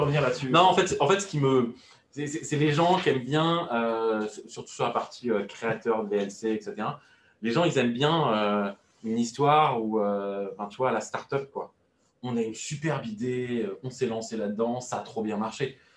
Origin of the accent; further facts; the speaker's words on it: France; je suis français